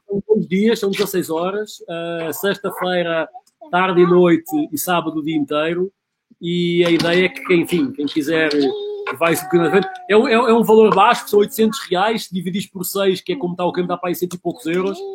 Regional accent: Portugal; moved away; sou, sou português com muito orgulho

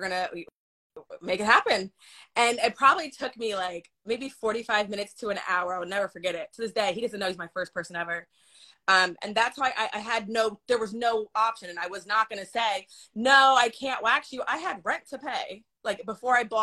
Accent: New York, United States; moved away; I'm a New Yorker

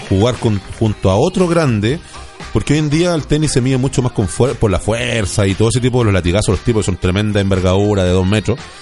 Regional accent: Biobío, Chile; lugares maravillosos en mi país. Eh, amo la décima novena región, me encanta el sur de Chile

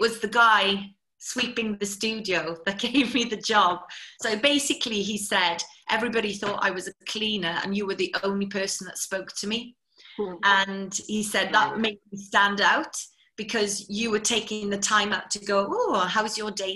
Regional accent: Carmarthenshire, Wales, United Kingdom; I'm from Carmarthenshire originally. I'm a milkman's daughter. So brought up working pretty hard from a very young age

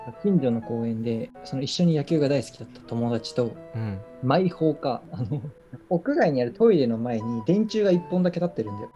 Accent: Nagoya, Aichi, Japan; moved away; also born or lived in Yokohama; ずっと名古屋に十年間ぐらいいて、横浜に四年間行ったみたいな感じだから、都会育ちかな

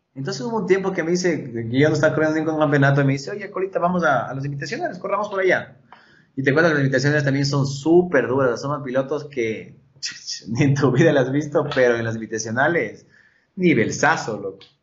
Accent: Quito, Pichincha, Ecuador; also born or lived in Chone, Manabí (family); mi familia es chonera. Yo ya nací en Quito, casi, casi nací en Manaví

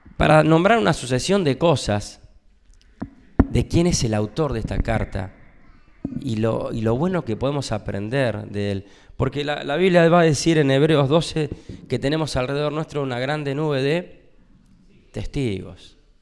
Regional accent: Argentina

